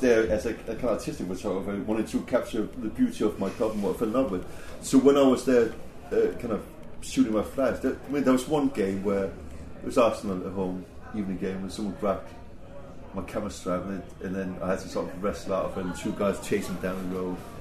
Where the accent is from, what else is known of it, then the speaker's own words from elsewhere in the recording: Denmark; moved away as an adult; now in England; me growing up in Denmark